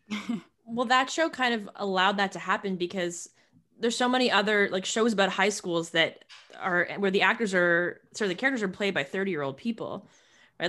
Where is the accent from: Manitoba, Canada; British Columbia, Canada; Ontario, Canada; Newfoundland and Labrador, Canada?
Ontario, Canada; Hamilton; my hometown